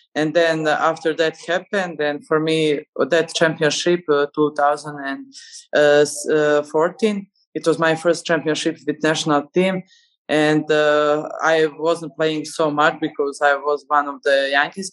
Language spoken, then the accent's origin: English; Nikšić, Nikšić Municipality, Montenegro; i was in my hometown nikšić